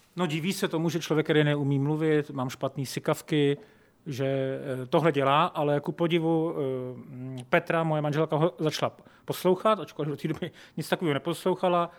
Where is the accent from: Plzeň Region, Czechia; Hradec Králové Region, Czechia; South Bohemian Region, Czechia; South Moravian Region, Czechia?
South Bohemian Region, Czechia; České Budějovice; now in Prague, Czech Republic; já jsem vlastně, jak pocházím z Českých Budějovic a vždycky jsem říkal, že, že nikdy nechci skončit v Praze, šel jsem do té Prahy.